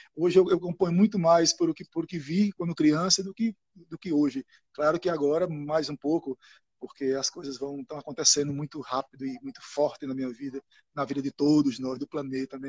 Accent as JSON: {"language": "Portuguese", "town": "Itacaratu", "region": "Pernambuco", "country": "Brazil", "tie": "born or raised there", "also_born_or_lived": "Floresta", "said": "Eu nasci em Floresta, me criei em Itacaratu"}